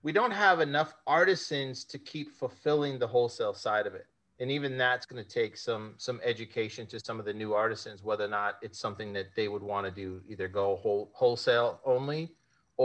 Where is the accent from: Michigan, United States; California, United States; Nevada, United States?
Nevada, United States; Las Vegas; Las Vegas is my hometown.